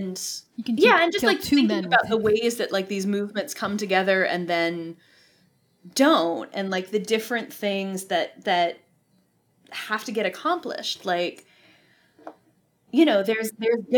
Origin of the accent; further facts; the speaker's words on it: Boston, Massachusetts, United States; moved away; also born or lived in the South (US); I grew up in Boston